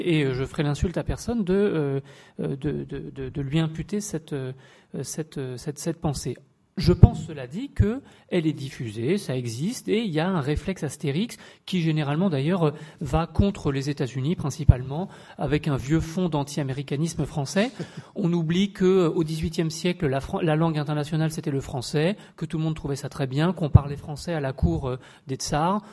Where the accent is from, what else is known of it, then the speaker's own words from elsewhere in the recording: Paris, Île-de-France, France; Je suis français, sans doute, de, de, nationalité, de socialisation, mais après tout, je suis aussi parisien